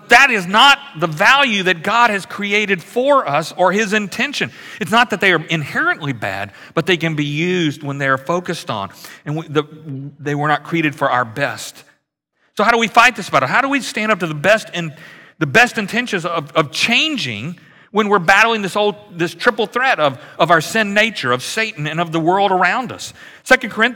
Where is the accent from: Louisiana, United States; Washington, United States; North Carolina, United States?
Louisiana, United States; moved away; I grew up in Louisiana, which is very much like Houston in the summer